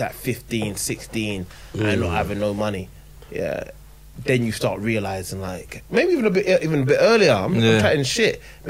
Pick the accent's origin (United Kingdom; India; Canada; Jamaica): United Kingdom; Stanley; I'm from Stanley, innit?